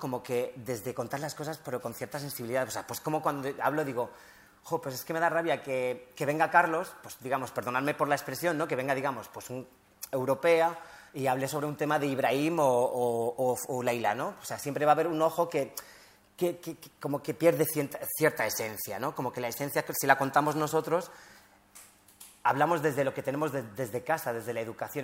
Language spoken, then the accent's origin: Spanish; Morocco; also born or lived in Spain; somos marroquíes